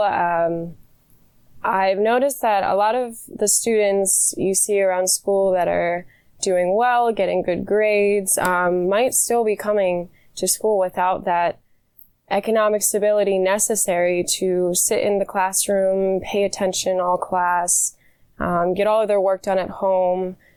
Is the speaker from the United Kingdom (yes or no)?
no; York, Pennsylvania, United States; I was born and raised in York, PA